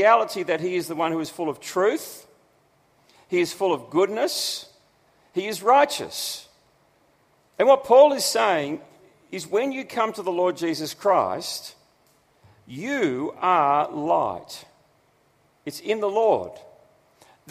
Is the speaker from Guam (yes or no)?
no; Australia; who we are as Australians